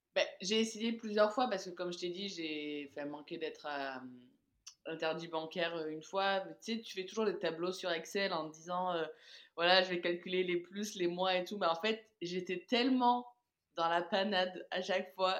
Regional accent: south of France, France; also born or lived in Caribbean; j'ai décidé de rentrer dans le, dans le sud de la France chez moi

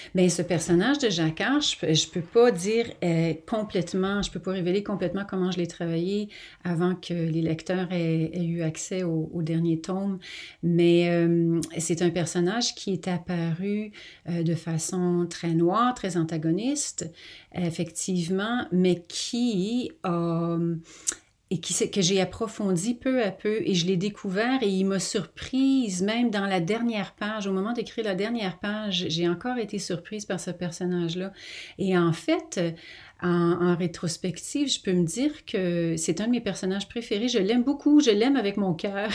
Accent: Quebec, Canada; moved away as an adult; now in England, United Kingdom; je viens du Québec et euh, ça a été une, euh, euh, pour moi un, lent processus d'adaptation d'habiter, en Angleterre.

